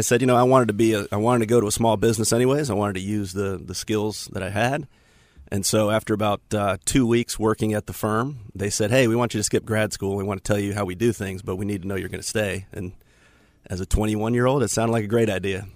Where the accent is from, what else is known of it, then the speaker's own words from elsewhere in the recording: Tampa, Florida, United States; now in Charlotte, United States; I'm from Tampa originally